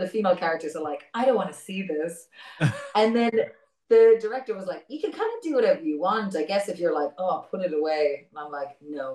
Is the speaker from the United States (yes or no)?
no; Ireland; as an Irish person